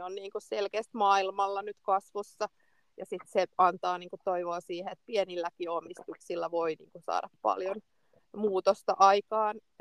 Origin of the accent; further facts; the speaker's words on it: Finland; olen, olen Suomesta